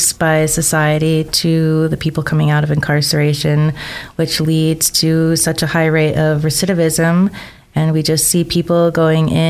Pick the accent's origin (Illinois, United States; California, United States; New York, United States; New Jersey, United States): Illinois, United States; Chicago; now in Idaho, United States; I came from originally Chicago, hopped over to the island